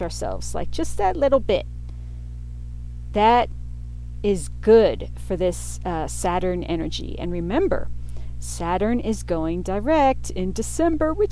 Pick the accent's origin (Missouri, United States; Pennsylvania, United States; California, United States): Pennsylvania, United States; Pittsburgh; also born or lived in New York City; my teen years growing up in Pittsburgh, Pennsylvania